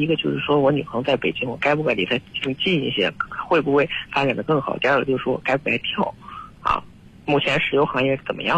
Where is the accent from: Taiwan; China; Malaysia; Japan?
China; Henan; 我是河南的